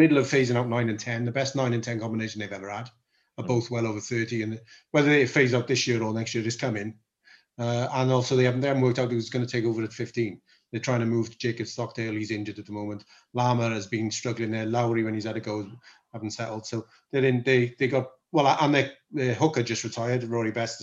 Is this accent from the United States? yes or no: no; Welsh, Wales, United Kingdom; we're both Welsh